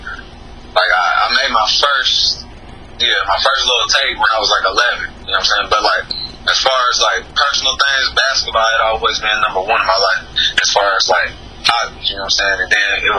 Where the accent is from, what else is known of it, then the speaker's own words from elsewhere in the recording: Maysville, Kentucky, United States; in my hometown, man, in Maysville, Kentucky